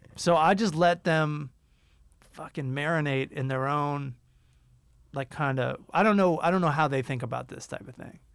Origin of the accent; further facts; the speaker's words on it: United States; we're from America